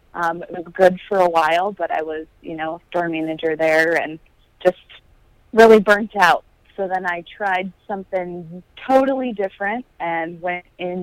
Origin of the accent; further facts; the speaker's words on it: Moline, Illinois, United States; Moline, Illinois.